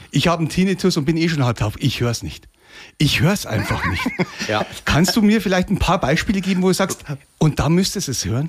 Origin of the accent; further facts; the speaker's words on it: Lower Bavaria, Germany; für mich als Niederbayer